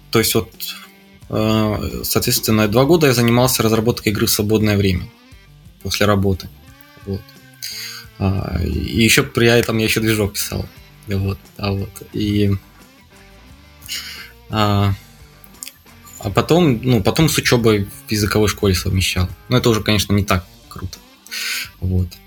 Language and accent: Russian; Morozovsk, Rostov Oblast, Russia; now in Japan; Из, из э, э, Ростовской области, из маленького города Морозовск.